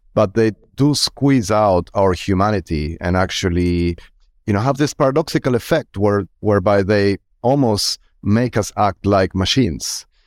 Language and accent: English; Argentina; I'm born and raised in Argentina